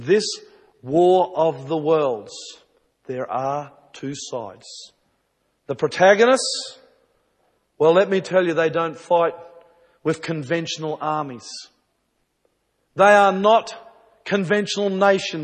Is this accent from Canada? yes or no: no; New Zealand; when I was a small boy growing up in New Zealand